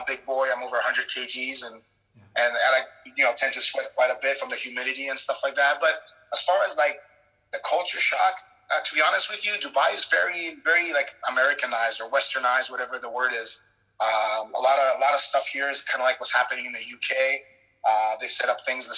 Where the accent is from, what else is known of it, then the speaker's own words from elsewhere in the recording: Canada; also born or lived in Poland; I'm Polish, but I was born in Poland, but I spent most of my life in Canada